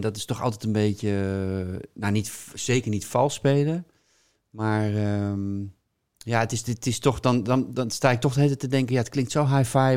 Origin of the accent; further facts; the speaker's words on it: Hilversum, North Holland, Netherlands; also born or lived in Amsterdam; now in Bussum, Netherlands; ik woon in Bussum en ik ben opgegroeid in Hilversum.